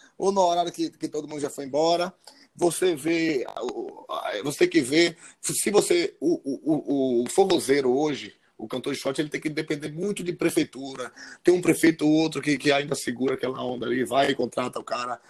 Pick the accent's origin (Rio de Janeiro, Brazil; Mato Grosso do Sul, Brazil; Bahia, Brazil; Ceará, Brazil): Bahia, Brazil; Feira de Santana; Sou de Feira de Santana